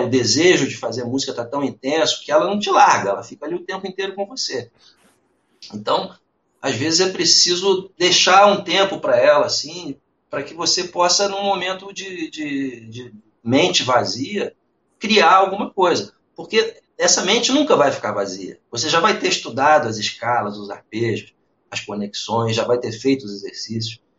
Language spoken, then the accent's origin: Portuguese; Niterói, Rio de Janeiro, Brazil; eu sou de Niterói